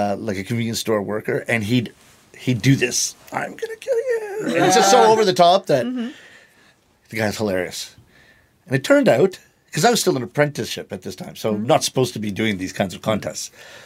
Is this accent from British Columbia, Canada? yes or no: no; Toronto, Ontario, Canada; moved away as an adult; now in Japan; growing up in Toronto and going to St. Michael's College School, which was my high school, half of it was Italian. So I grew up with Italian in my ears.